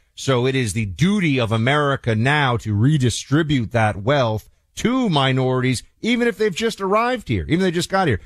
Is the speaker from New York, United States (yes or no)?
yes; New York City, New York, United States; in New York City, my, my hometown.